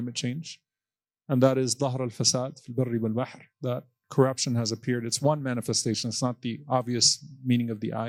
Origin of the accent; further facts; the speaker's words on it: Texas, United States; our restaurants in Texas